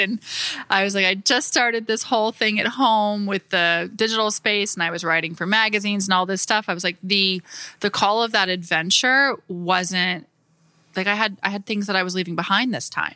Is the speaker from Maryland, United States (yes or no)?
no; Florida, United States; moved away as an adult; I would come home every summer and work with an interior designer in my hometown in Florida, very small town